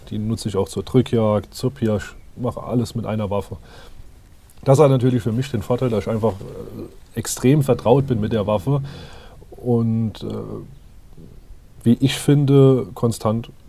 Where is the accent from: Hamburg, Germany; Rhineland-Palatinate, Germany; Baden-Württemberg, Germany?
Rhineland-Palatinate, Germany; Zweibrücken; Ich bin jetzt 34 Jahre alt. Ich komme aus Rheinland-Pfalz, aus Zweibrücken, Saarpfalzkreis.